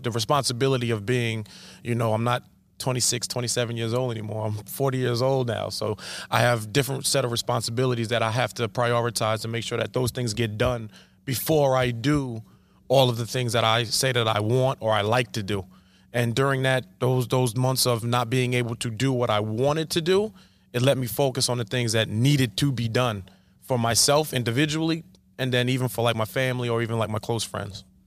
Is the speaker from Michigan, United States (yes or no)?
no; Coram, New York, United States; also born or lived in Smithtown, New York; I'm born and bred right here in Long Island. Born in Smithtown, raised in Corum